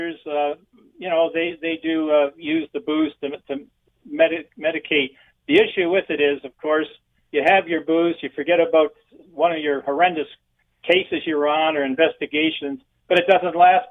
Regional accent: Lyndhurst, Ontario, Canada; also born or lived in St. Thomas; I'm from St. Thomas originally, actually Lyndhurst.

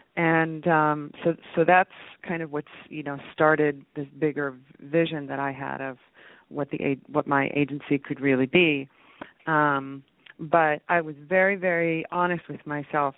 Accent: West Virginia, United States; I was born in West Virginia, of all places

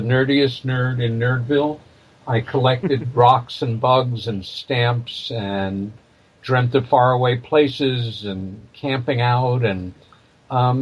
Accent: Long Island, New York, United States; I was born in New York City, and I came of age in a very lovely little village about 30 miles east of Manhattan on Long Island

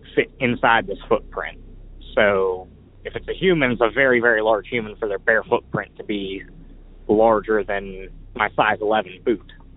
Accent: Pittsburgh, Pennsylvania, United States; I'm from Pittsburgh, Pennsylvania

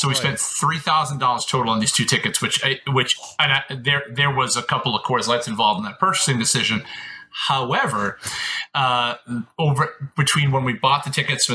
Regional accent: Boston, Massachusetts, United States; moved away as an adult; now in Los Angeles, United States; Born and raised in Boston.

